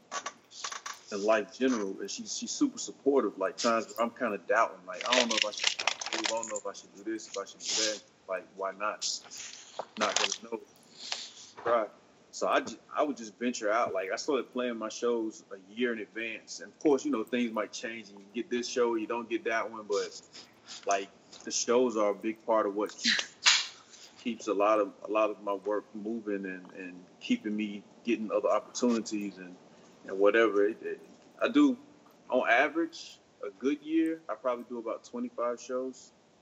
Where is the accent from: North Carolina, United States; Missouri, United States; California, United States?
North Carolina, United States; I'm originally from North Carolina